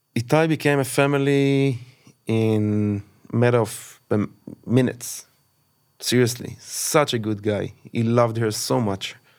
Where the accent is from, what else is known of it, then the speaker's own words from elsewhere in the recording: Kfar Aza, Southern District, Israel; I've born and raised in Kfraza.